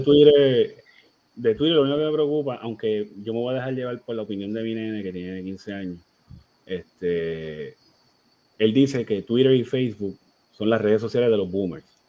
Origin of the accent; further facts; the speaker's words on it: Puerto Rico; nosotros somos una colonia de Estados Unidos.